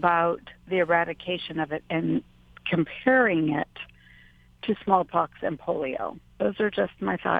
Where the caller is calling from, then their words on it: Waipahu, Hawaii, United States; I'm calling from Waikele.